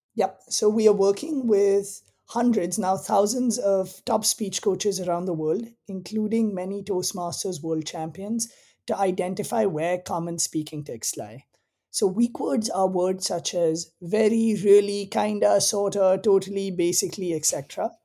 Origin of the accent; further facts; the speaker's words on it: India; moved away as an adult; also born or lived in Southern California, United States / East Africa; now in Bay Area, United States; I grew up in India. I came to the US for college